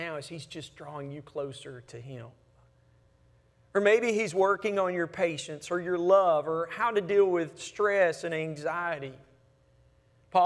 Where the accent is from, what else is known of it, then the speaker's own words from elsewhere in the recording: Hamilton, Alabama, United States; when I was little growing up in Hamilton, Alabama.